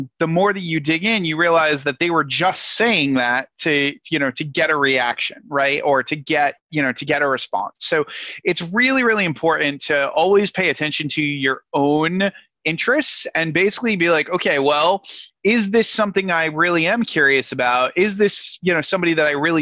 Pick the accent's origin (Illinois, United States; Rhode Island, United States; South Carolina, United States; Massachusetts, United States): Rhode Island, United States; moved away; I'm originally from Rhode Island.